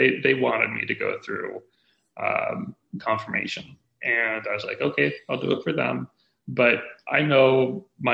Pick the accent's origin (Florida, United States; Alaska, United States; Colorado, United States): Alaska, United States; I grew up in Alaska